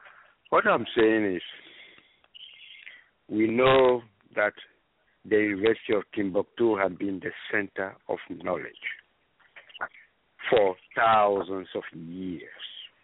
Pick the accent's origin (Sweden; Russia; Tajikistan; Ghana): Ghana; also born or lived in Gabon / Cameroon; I am originally from Ghana. I never heard the word astrology, maybe because I was too sick even to hear the word astrology, I don't know.